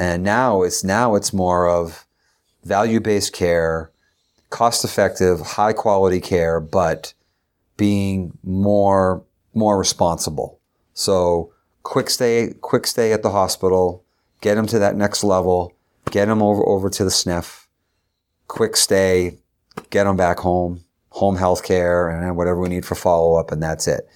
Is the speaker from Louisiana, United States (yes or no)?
no; Derry, New Hampshire, United States; also born or lived in Concord, New Hampshire; I was from Derry